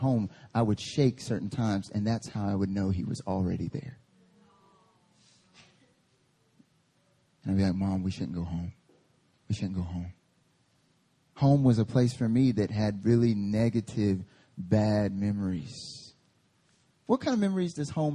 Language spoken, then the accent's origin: English; Lenoir, North Carolina, United States; now in Seoul, South Korea; My hometown is a small little mountain town called Lenore, North Carolina. And I grew up there